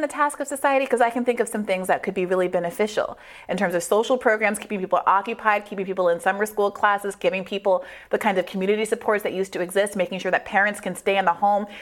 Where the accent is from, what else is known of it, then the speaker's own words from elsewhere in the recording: Washington, District of Columbia, United States; I was born in Washington, D.C., right here in our nation's capital